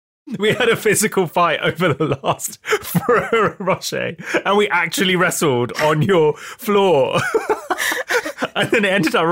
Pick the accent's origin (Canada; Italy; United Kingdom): United Kingdom; England; And I think, you know, I am English, but I'd say I'm a different type of English to the kind of majority English sensibility.